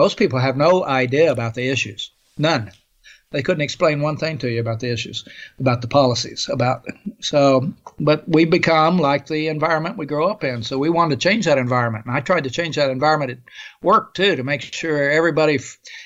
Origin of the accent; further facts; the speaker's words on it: Oklahoma, United States; I grew up in Oklahoma in the 50s and 40s and 50s